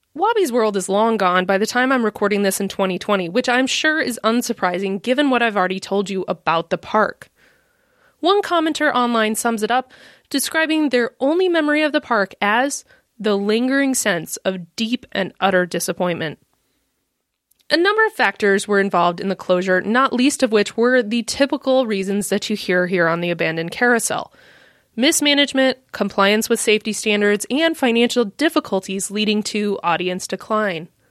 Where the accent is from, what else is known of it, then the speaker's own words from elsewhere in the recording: Midwest, United States; accent: American; given my accent, you can probably tell that I'm an American living in the Midwest